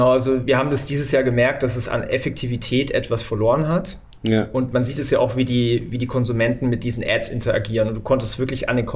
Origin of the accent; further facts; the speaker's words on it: Neu-Ulm, Bavaria, Germany; born there; Äh, geborener Neu-Ulmer tatsächlich.